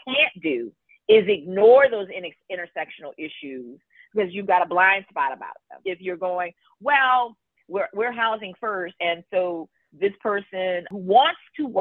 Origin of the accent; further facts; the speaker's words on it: Louisiana, United States; now in New Orleans, United States; we had a community that wasn't New Orleans that was directly impacted. My hometown was part of that as well.